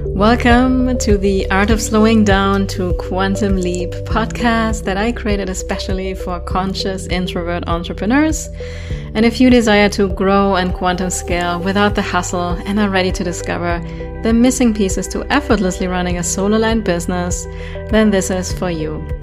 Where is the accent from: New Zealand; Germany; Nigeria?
Germany; accent: German; English is a second language; moved away as an adult; now in United States; I will never lose my German accent. I have been in the States for, I think, 14 years now